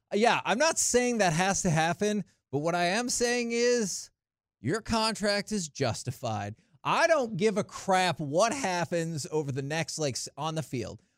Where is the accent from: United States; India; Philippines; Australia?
United States; Dallas–Fort Worth Metroplex, Texas; I grew up in the Metroplex